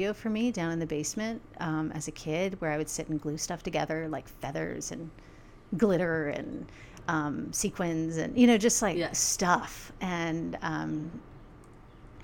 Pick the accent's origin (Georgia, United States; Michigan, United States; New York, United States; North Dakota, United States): Georgia, United States; moved away as an adult; also born or lived in San Francisco, United States; now in Utah, United States; I grew up in Georgia, and I was raised by a single